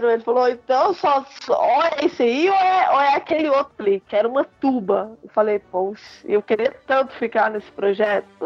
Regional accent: Brasília, Federal District, Brazil; É, eu sou brasiliense.

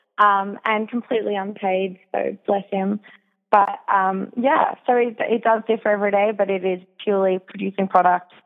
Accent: Australia; I'm Australian myself

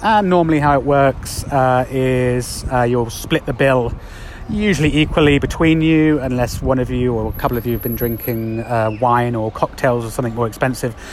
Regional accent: England, United Kingdom; moved away as an adult; now in Madrid, Spain; I'm English

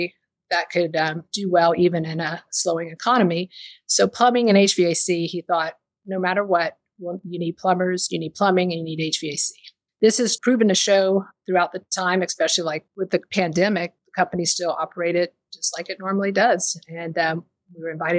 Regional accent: the South, United States; now in Austin, United States; I'm from the South

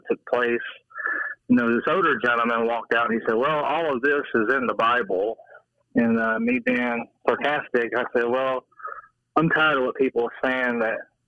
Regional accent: Nashville, Tennessee, United States; I grew up in Nashville, Tennessee

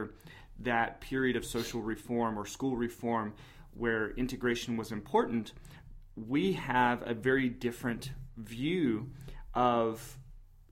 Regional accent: the South, United States; I grew up in the South

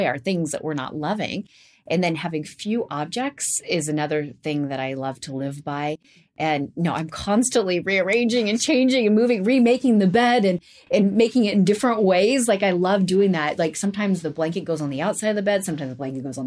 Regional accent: Gales Creek, Oregon, United States; Growing up in Gales Creek and in an isolated religious environment

